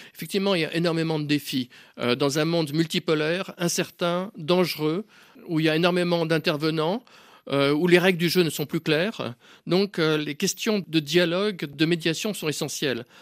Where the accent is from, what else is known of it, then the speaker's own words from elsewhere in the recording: Switzerland; je suis suisse.